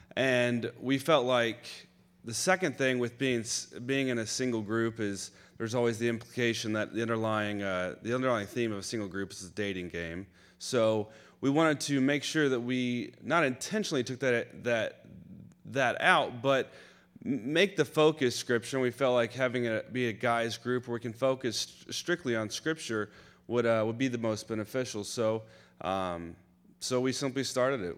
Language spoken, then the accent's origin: English; Florida, United States; I grew up in Florida